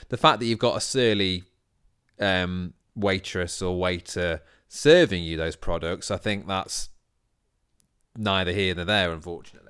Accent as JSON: {"language": "English", "town": "Sheffield", "region": "Yorkshire and the Humber", "country": "United Kingdom", "moved": "yes", "lives_now": "London, United Kingdom", "said": "I'm from Sheffield"}